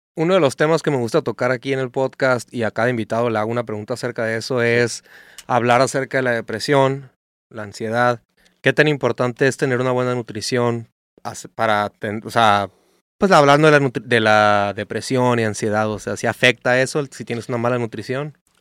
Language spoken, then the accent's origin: Spanish; Mexico; como mexicanos